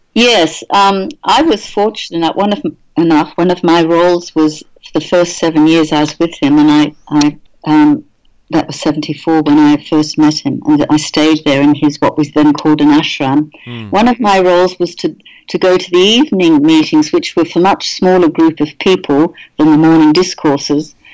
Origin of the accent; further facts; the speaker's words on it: Australia; now in England, United Kingdom; I'm actually Australian born.